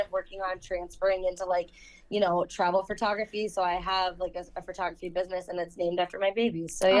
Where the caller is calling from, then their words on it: Saginaw, Michigan, United States; I'm from Saginaw, Michigan.